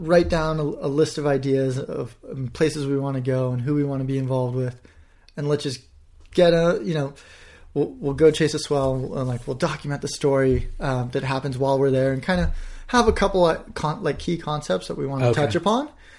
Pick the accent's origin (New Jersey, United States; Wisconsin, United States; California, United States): California, United States; I'm like, "I'm a friend of Phil's. I'm from California."